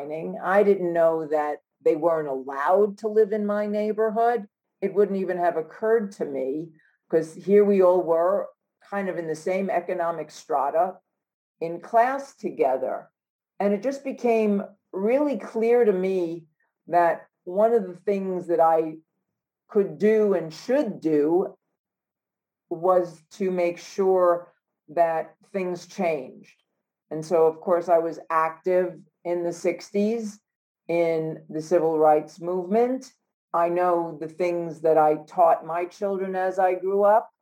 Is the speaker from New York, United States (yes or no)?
yes; New York City, New York, United States; Growing up in New York City